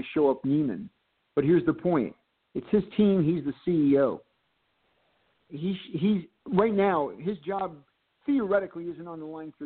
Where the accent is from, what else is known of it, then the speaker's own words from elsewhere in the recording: Bloomfield, New Jersey, United States; my hometown of Bloomfield